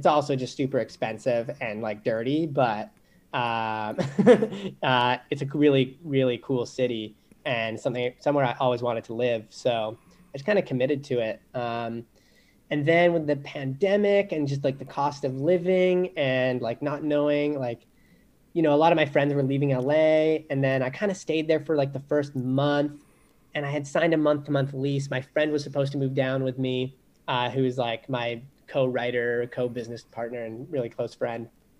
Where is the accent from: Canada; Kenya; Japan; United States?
Canada; British Columbia; I grew up on the West Coast, so people don't even know I'm Canadian because I don't have an accent really.